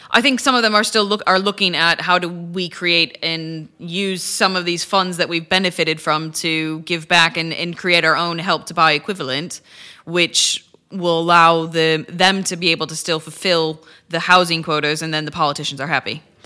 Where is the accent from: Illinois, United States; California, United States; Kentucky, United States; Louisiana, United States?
Illinois, United States; Chicago; moved away as an adult; now in United Kingdom; I'm originally from Chicago